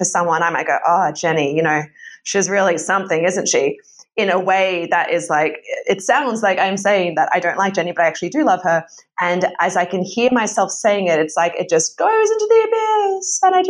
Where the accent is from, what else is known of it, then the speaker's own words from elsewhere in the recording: Australia; So whenever I go back to Australia, I turn pretty ochre pretty quickly.